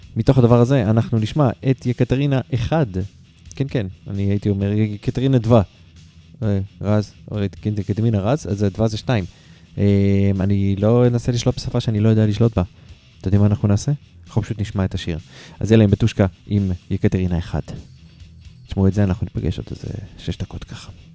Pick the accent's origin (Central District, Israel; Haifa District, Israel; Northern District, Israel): Haifa District, Israel; Haifa; אני מחיפה